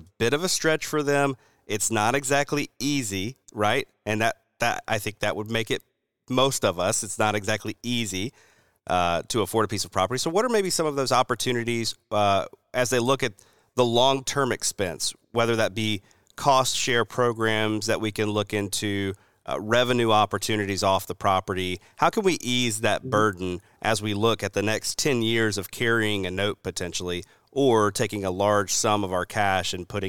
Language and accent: English; the South, United States; And this is especially speaking as a Southerner, I'm looking out at the sea of pines, right, that we've got down here.